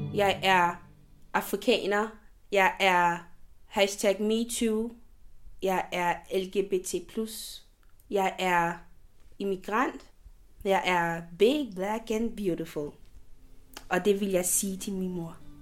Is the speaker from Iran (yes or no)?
no; Côte d’Ivoire; now in Denmark; det land, jeg kommer fra